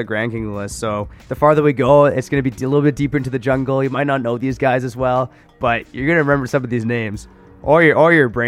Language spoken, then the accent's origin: English; Canada